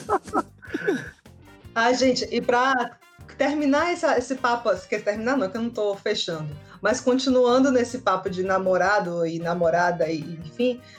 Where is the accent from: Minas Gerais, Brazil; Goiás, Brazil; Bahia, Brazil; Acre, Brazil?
Bahia, Brazil; Salvador; Eu sou de Salvador, Bahia. Eu moro em Salvador, sim